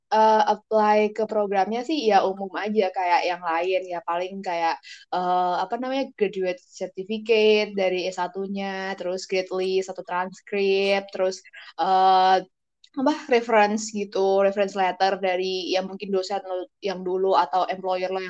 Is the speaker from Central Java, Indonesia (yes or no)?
yes; Central Java, Indonesia; Gue anak daerah lah gampangnya gitu. Gue dari datang dari Jawa Tengah yang bukan uh, highly exposed sama bahasa Inggris